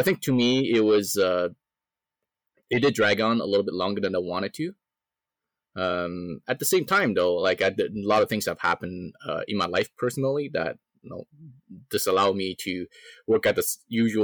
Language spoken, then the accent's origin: English; Canada; I'm a Canadian, right?